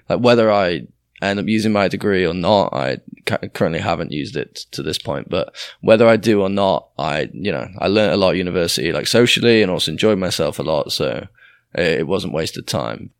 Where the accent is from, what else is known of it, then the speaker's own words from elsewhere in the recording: Doncaster, Yorkshire and the Humber, United Kingdom; moved away as an adult; also born or lived in York / Leeds; I grew up initially in Doncaster